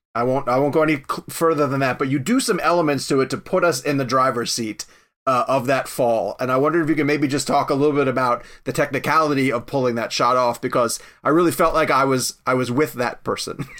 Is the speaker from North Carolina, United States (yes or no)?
yes; Charlotte, North Carolina, United States; I'm from Charlotte, North Carolina